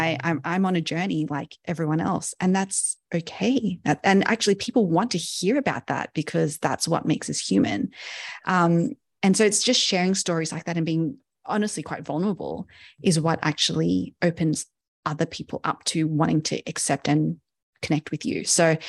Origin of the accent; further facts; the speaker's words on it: Sydney, New South Wales, Australia; I'm Asian by, you know, birth and not so much upbringing. I was brought up in Sydney in Australia, so a Western culture